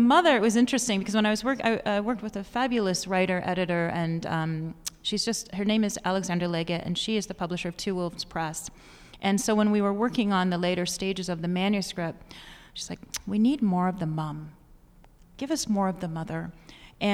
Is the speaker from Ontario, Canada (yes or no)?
yes; Ridgeway, Ontario, Canada; also born or lived in Hamilton, Ontario / Grimsby, Ontario; I grew up in small town Ontario. I was born in Hamilton, and then we left Grimsby and we moved to this place called Ridgeway.